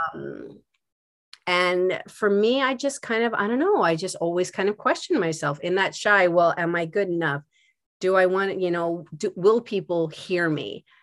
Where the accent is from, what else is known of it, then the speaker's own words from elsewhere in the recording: Philadelphia, Pennsylvania, United States; also born or lived in West Coast / New York; now in New Jersey, United States; I'm from Philadelphia